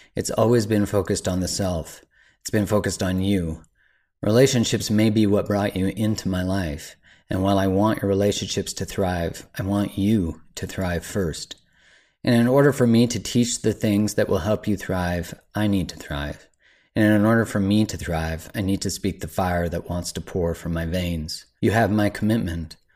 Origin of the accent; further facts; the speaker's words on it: Canada; as a Canadian